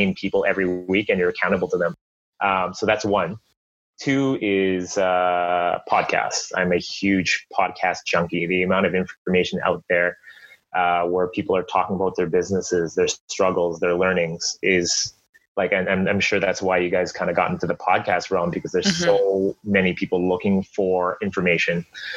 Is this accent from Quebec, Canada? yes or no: no; Burnaby, British Columbia, Canada; Born and raised in Burnaby